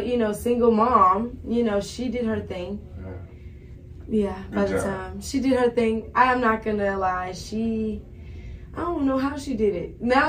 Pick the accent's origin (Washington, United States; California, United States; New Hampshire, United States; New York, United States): California, United States; San Diego; I am originally from San Diego, California.